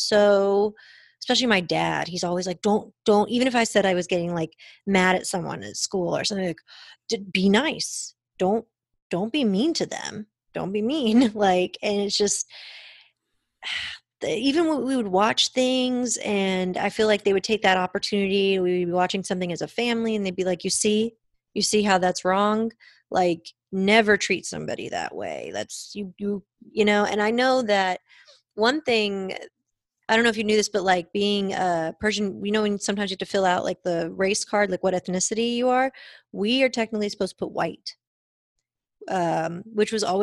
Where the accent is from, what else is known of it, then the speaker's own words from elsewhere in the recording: Irving, Texas, United States; I grew up in Irving